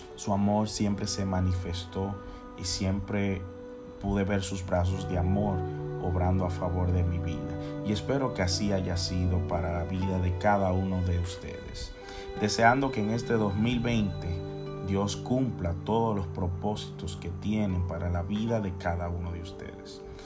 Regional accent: Santiago de los Caballeros, Santiago, Dominican Republic; soy de la República Dominicana, de una hermosa ciudad llamada Santiago de los Caballeros

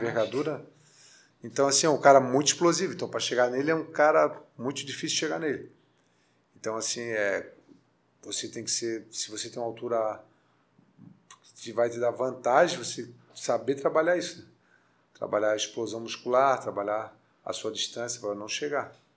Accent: Florianópolis, Santa Catarina, Brazil; sou manezinho da ilha

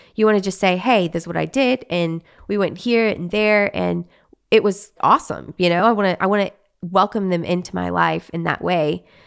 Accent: Arkansas, United States; moved away as an adult; also born or lived in Texas; now in Los Angeles, United States; I was raised in Arkansas, lived in Arkansas my whole life until I was married, um, four years ago

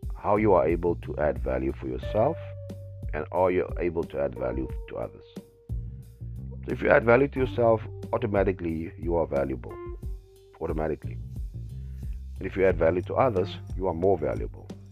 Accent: Western Cape, South Africa; Growing up in the Western Cape, in an area that was predominantly dominated by people who are doing extremely well and people who are not doing extremely well

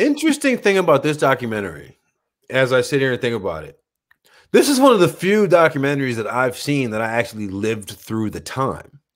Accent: United States; me being an American matters more than me being an American here

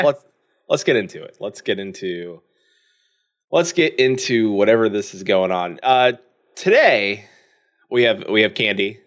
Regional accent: Florida, United States; moved away as an adult; now in Indiana, United States; I am from Florida

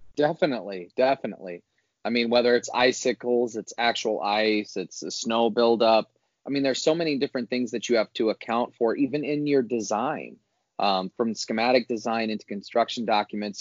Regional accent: Northwest Indiana, United States; growing up in Indiana, Northwest Indiana

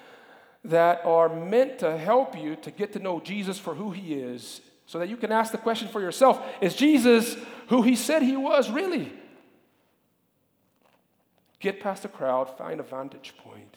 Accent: Brazil; moved away; When I was a kid, growing up in Brazil

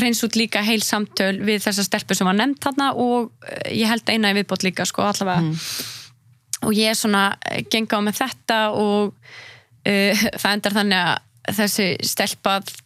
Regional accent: Iceland; moved away as an adult; also born or lived in Marseille, France; ég var frá Íslandi

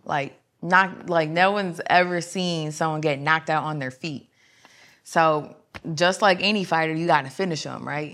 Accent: Fremont, Ohio, United States; I'm actually from Fremont, Ohio

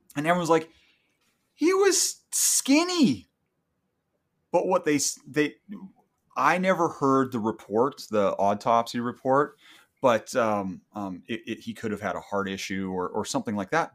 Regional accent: Canada; I'm a Canadian

